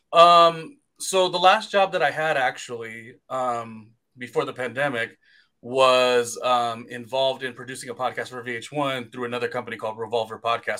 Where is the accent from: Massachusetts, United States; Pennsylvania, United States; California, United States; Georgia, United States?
California, United States; moved away as an adult; also born or lived in New York City, United States / Weehawken, New Jersey, United States; I'm the Californian who spent about seven years there